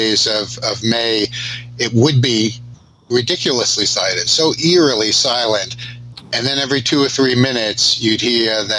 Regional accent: New York City, New York, United States; also born or lived in Atlanta, Georgia / Zaire; We grew up in the Bronx, but now I live in Midtown Manhattan

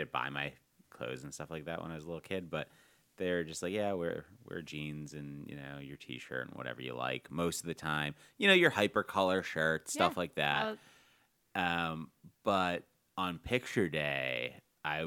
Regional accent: Rockland, United States; I grew up in Rockland

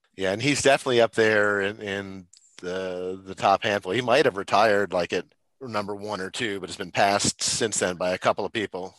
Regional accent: New Jersey, United States; also born or lived in Michigan / Minnesota; now in Fayetteville, United States; I was born and raised out on the East Coast up in New Jersey

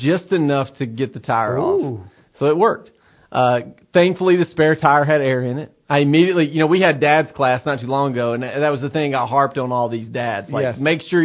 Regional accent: United States; I'm an American.

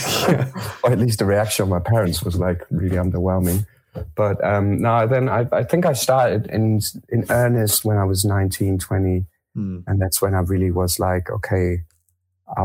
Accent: Germany; also born or lived in France; I was born in France. I grew up in Germany.

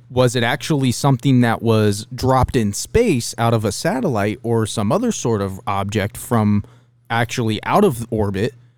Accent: Dayton, Ohio, United States; growing up around Dayton

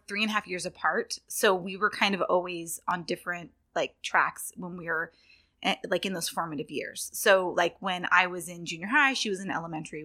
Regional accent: right outside Sacramento, Northern California, United States; moved away as an adult; I was born in, um, Northern California

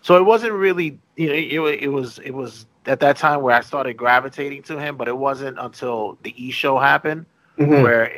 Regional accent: New York, United States; Growing up in New York

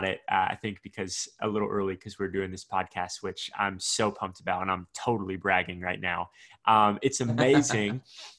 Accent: the South, United States; You can tell I'm from the South.

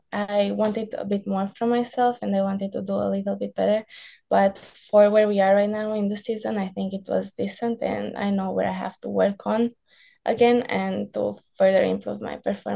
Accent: California, United States; only like tan team from coming from the sunny area. They were like, how are you so tan? We're like, oh, we're from California.

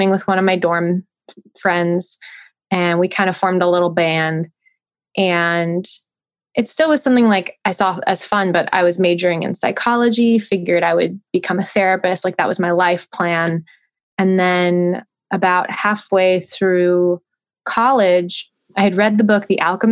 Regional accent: Santa Monica, California, United States; moved away as an adult; also born or lived in Portland; now in Nashville, United States; I'm born and raised in Southern California, like grew up in Santa Monica, lived in the LA region most of my life, with the exception of college in Portland

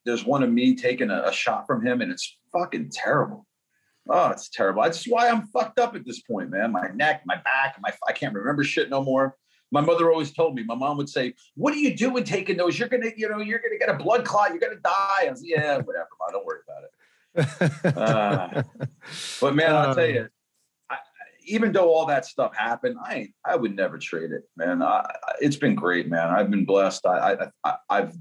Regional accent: upstate New York, United States; I'm from upstate New York

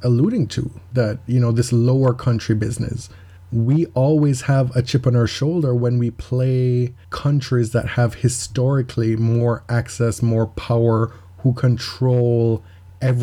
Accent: Jamaica; moved away; growing up in Jamaica and living in a third world country

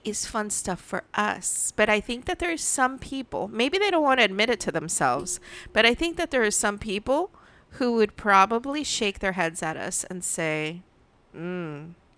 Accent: United States; born or raised there

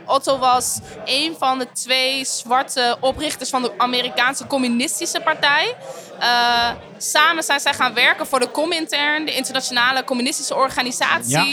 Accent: Netherlands; ik ben niet Surinaams, maar ik ben opgegroeid in Nederland

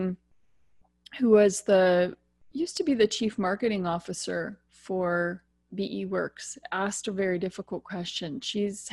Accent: United States; now in Ontario, Canada; I'm American, but live in Canada, in particular the province of Ontario.

